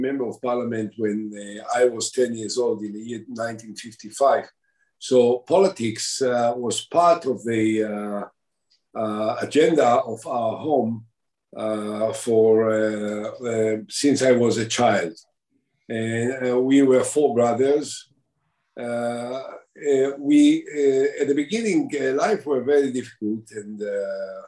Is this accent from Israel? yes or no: yes; Binyamina, Haifa District, Israel; also born or lived in Shuni; I grew up subsequently in a nearby, my parents moved after the creation of the State of Israel, they moved into Binyamina